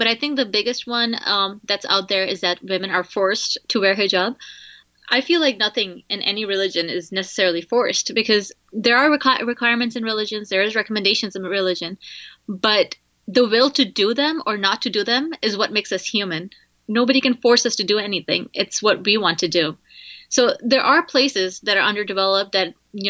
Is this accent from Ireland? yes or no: no; United Arab Emirates; now in United States; I was born in United Arab Emirates